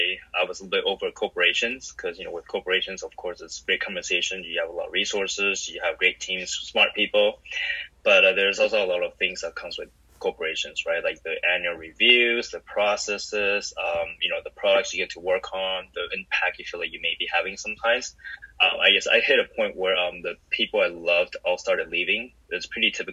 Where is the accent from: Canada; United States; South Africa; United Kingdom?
Canada; Vancouver, British Columbia; moved away as an adult; also born or lived in Taiwan; I grew up in Vancouver, Canada, which is great